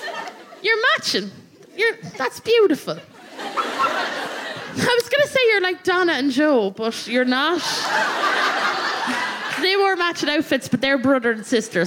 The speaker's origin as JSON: {"language": "English", "town": "Athlone", "region": "Leinster", "country": "Ireland", "tie": "born or raised there"}